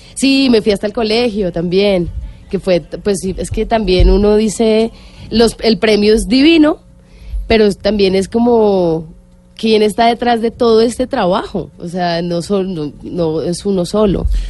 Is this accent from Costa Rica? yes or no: no; Colombia; como colombiana